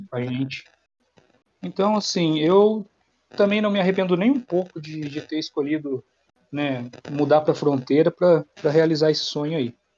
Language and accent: Portuguese; Mogi Guaçu, São Paulo, Brazil; moved away as an adult; now in Paraguay; sou de Mogi Guaçu, interior de São Paulo